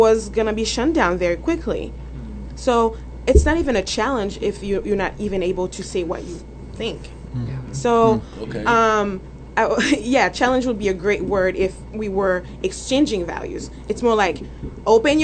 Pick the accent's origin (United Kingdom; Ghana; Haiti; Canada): Haiti; moved away as an adult; now in United States; I'm not from around here. I'm actually from Haiti